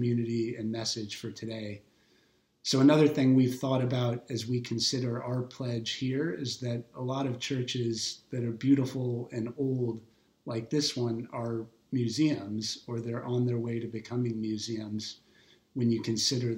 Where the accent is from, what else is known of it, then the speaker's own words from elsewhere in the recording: Ohio, United States; now in Boston, United States; We actually met at our church where we grew up in Ohio in the youth group